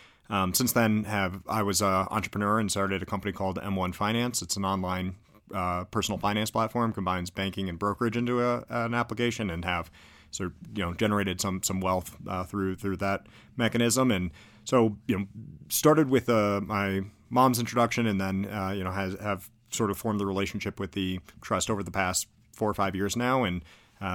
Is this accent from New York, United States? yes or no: no; Naperville, Illinois, United States; I grew up in Naperville, Illinois. So, you know, outside Illinois, I'll claim Chicago. Inside, I'll say Naperville.